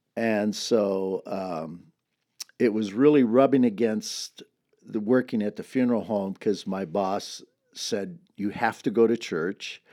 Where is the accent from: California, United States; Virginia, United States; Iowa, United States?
California, United States; Dinuba; I grew up in a town about twelve miles from here